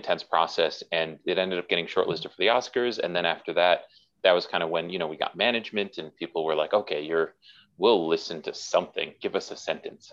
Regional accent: Milwaukee, Wisconsin, United States; I was raised in Milwaukee, Wisconsin

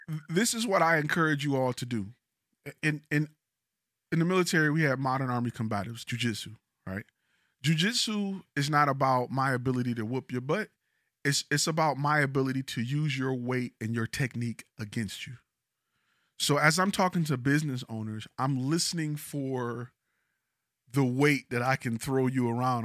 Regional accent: Detroit, Michigan, United States; now in Dallas, United States; I'm from Detroit. I've never heard of a heated driveway until I came to Texas.

